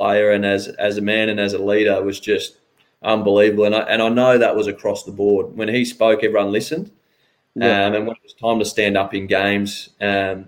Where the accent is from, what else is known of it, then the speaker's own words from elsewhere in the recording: Geelong, Victoria, Australia; I grew up in Geelong, but funnily enough, grew up hating Geelong